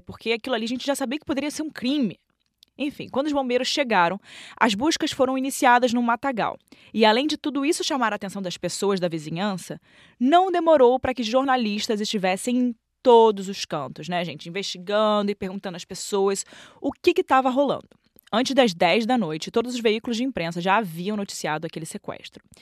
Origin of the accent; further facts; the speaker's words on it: Rio de Janeiro, Brazil; Eu cresci é, na Tijuca, que é perto do Maracanã. Até minha adolescência eu morava no Maracanã.